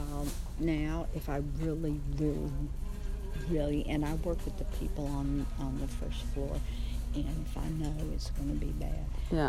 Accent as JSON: {"language": "English", "region": "the South", "country": "United States", "said": "I'm from the South"}